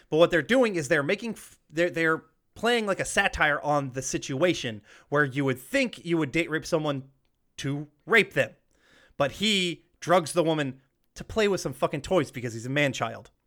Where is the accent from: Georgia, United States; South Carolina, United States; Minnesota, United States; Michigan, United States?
Georgia, United States; I grew up in the Georgia, the South, um, their school system